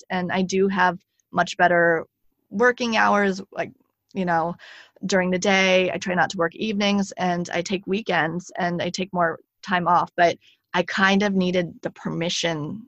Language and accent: English; United States; moved away as an adult; now in France; as an American, I still have that like workaholic